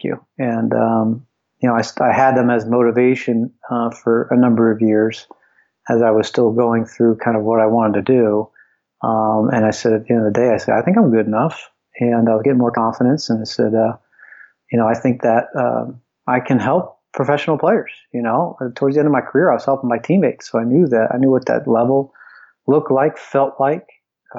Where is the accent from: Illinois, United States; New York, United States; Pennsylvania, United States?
Pennsylvania, United States; Philadelphia; also born or lived in Cincinnati; I always aspired to be an NHL hockey player growing up in Philadelphia